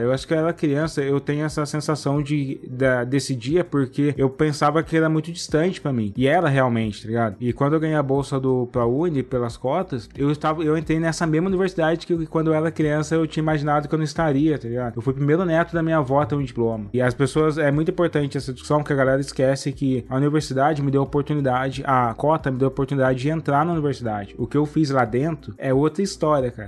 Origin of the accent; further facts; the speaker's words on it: Cruzeiro, São Paulo, Brazil; accent: caipira; eu sou do interior, né? Eu sou de Cruzeiro, aquela cidade que acaba a Revolução de 32